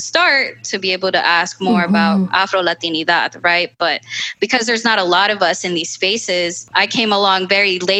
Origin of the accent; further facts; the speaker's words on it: Northern Virginia, United States; I'm Central American, I'm Salvadoran, from a low income neighborhood in Northern Virginia